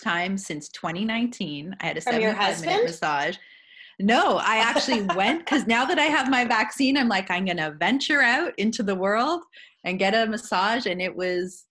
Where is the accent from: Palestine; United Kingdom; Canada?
Canada; Winnipeg, Manitoba; my hometown, Winnipeg